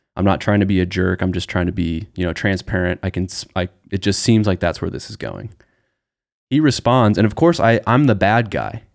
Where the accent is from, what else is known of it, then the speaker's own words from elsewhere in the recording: Nebraska, United States; We're both from Nebraska